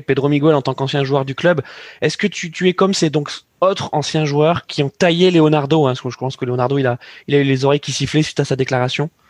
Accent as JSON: {"language": "French", "country": "France", "said": "en tant que Français"}